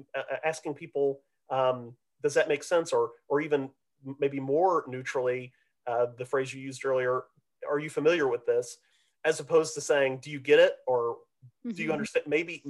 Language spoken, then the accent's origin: English; Midwest, United States; now in Texas, United States; because, of course, as a Midwesterner, right, you'll have like soda and pop. And here in Texas, everything is Coke, right?